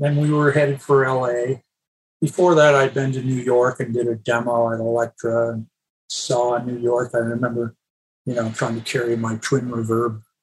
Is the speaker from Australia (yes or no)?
no; Canada; moved away as an adult; also born or lived in Los Angeles, United States; now in United States; I was a Canadian